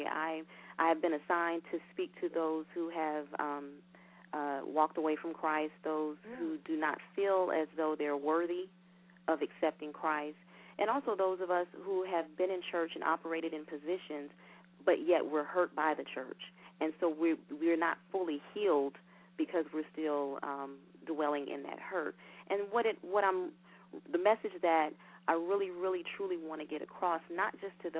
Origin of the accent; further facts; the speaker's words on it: Indiana, United States; now in Atlanta, United States; I am originally from Indiana, but I live in Atlanta now